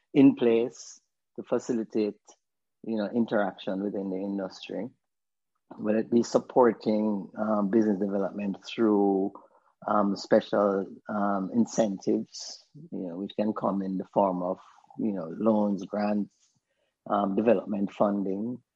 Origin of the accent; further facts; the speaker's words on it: Jamaica; I'm an African first. Yeah, then I'm a Caribbean yeah, person, well. and then I'm a Jamaican.